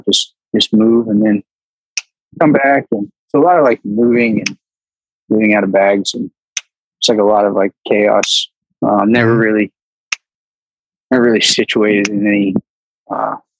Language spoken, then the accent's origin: English; Pinellas County, Florida, United States; moved away; I was born and raised for most of my younger life in Pinellas County, Florida